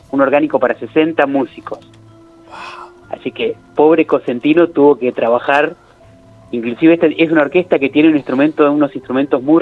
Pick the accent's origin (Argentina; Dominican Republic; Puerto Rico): Argentina; Córdoba; born there; Para su sorpresa, yo nací en Córdoba, o sea, tengo el doble